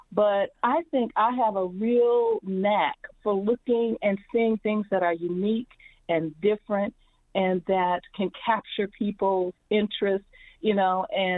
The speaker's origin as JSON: {"language": "English", "region": "Midwest", "country": "United States"}